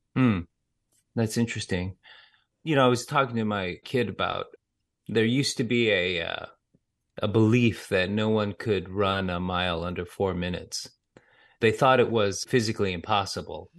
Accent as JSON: {"language": "English", "country": "United States", "tie": "born or raised there", "said": "I grew up in America"}